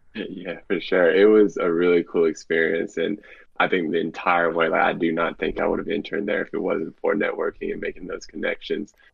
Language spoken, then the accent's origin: English; Bailey, North Carolina, United States; I'm from Bailey, North Carolina